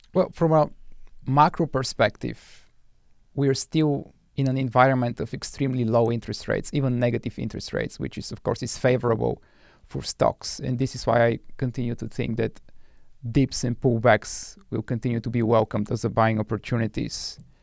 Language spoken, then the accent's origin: English; Bulgaria; moved away as an adult; now in United States; I was born and raised in Bulgaria